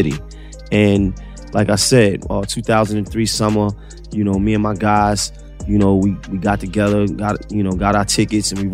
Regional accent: New York City, New York, United States; I'm a homegrown New York City artist

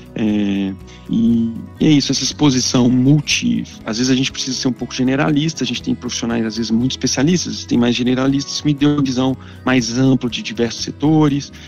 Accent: Belo Horizonte, Minas Gerais, Brazil; accent: mineiro; moved away as an adult; also born or lived in London; now in São Paulo, Brazil; Sou de Belo Horizonte, tenho uma família que veio do interior de Minas

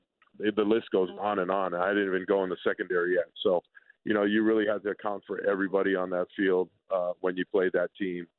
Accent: Hawaii, United States; growing up, we grew up together in Hawaii and we trained together.

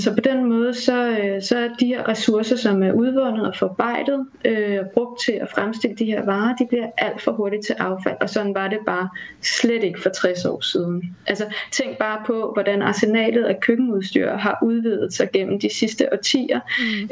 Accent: Denmark; vi har som danskere

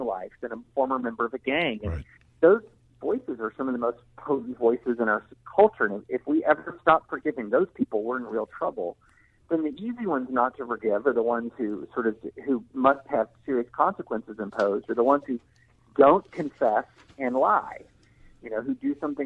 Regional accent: the South, United States; I grew up in the South in the 80s

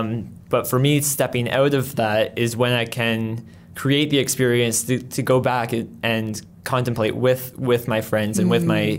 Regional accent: Colombia; born there; I was born in, my parents were missionaries in, mm-hmm. in Colombia. So I was born in Colombia

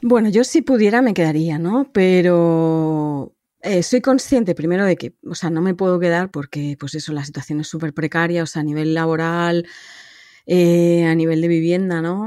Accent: Madrid, Community of Madrid, Spain; moved away as an adult; also born or lived in Denmark; now in Copenhagen, Denmark; yo vivo en, Dinamarca, cerca de Copenhague, pero soy originalmente de Madrid.

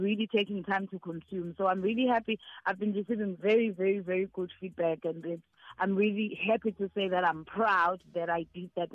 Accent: Nkandla, KwaZulu-Natal, South Africa; I was born in Nkandla

